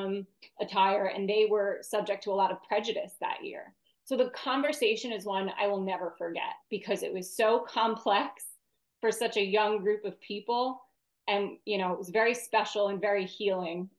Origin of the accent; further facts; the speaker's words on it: New York City, New York, United States; We're all like tough kids from Staten Island.